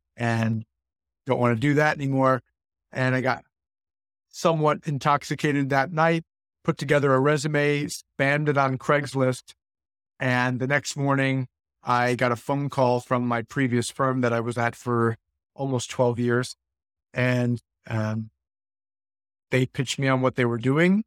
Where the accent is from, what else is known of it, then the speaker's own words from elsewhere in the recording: Buffalo, New York, United States; moved away as an adult; now in Florida, United States; I was born and raised in Buffalo